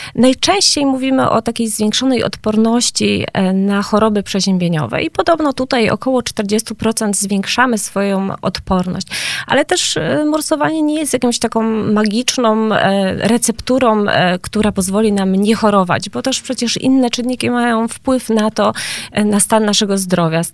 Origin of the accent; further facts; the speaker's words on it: Gliwice, Silesian Voivodeship, Poland; jestem z Gliwic